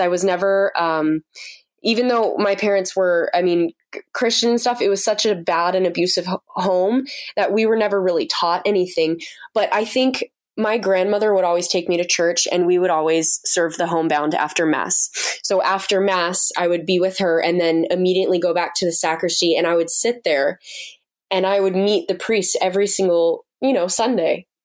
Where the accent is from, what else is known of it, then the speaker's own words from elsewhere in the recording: United States; moved away as an adult; now in Uganda; being an American over there